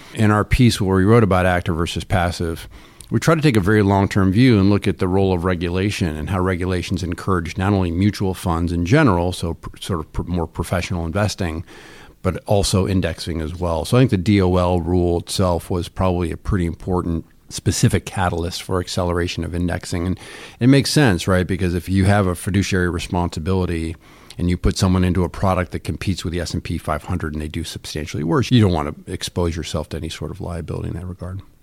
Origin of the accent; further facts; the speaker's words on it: Ithaca, New York, United States; I grew up in Ithaca, New York, near Cornell.